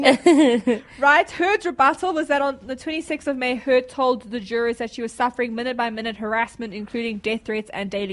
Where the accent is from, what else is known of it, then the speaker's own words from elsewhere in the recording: South Africa; I'm from South Africa